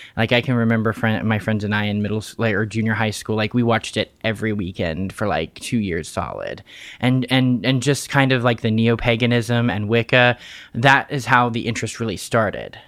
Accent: Fairmont, West Virginia, United States; I was born and raised in Fairmont, West Virginia

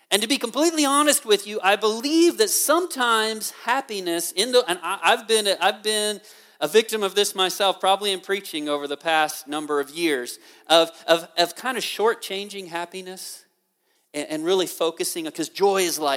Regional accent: Memphis, Tennessee, United States; born there; accent: Kansas; also born or lived in Mississippi; I was born in Memphis. I lived five years in Mississippi, but now I have a Kansas accent.

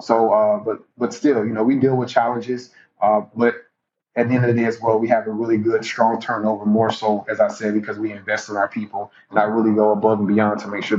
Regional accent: Jacksonville, Florida, United States; He's in Duval now. I wish him the absolute best because he is leading a team that, you know, my hometown team.

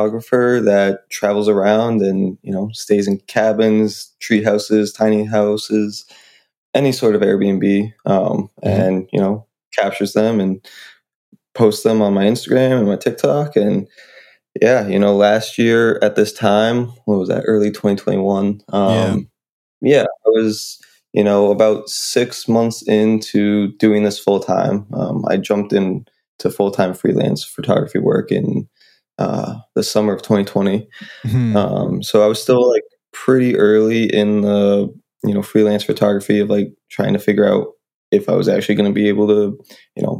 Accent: New Hampshire, United States; I'm from New Hampshire

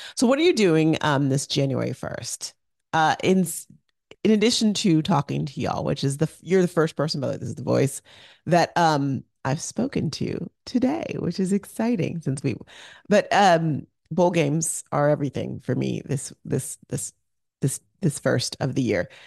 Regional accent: Arizona, United States; moved away as an adult; also born or lived in Orange County, California; I grew up in Arizona

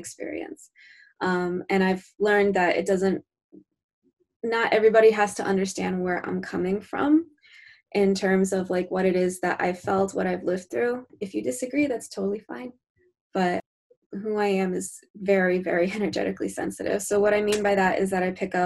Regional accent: New Jersey, United States; I hail from New Jersey

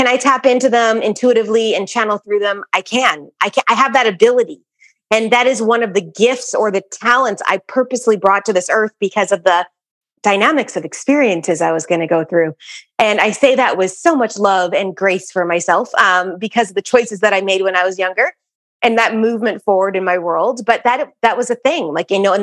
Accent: Winnipeg, Manitoba, Canada; I grew up in Winnipeg, Manitoba.

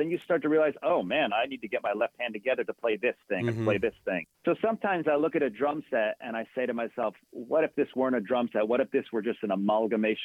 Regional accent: New Jersey, United States; I grew up, born and raised in New Jersey

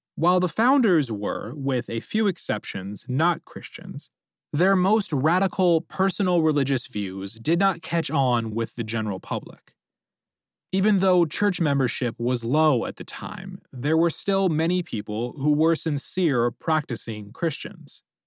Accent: United States; we Americans

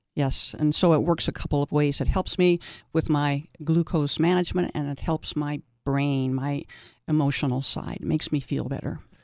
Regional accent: East Coast, United States; now in Saint George, United States; I grew up on the East Coast

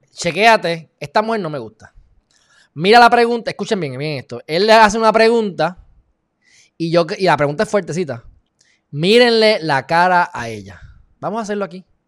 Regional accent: Puerto Rico; por vivir aquí en Puerto Rico por ser de Puerto Rico

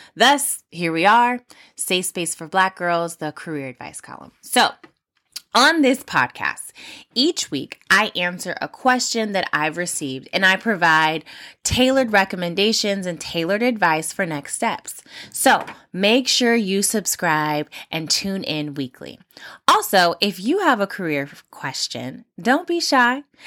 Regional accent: Los Angeles County, California, United States; from my hometown, uh, well, home county, um, Los Angeles, California

